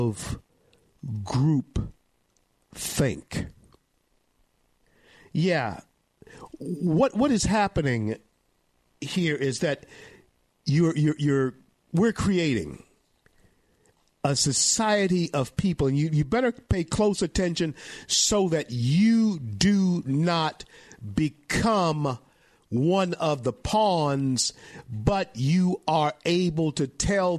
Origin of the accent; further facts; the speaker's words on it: Louisiana, United States; Louisiana, my home state